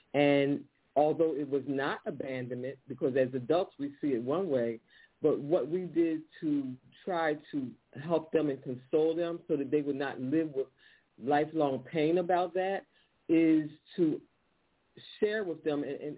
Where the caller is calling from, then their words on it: Philadelphia, Pennsylvania, United States; I'm calling from Philadelphia.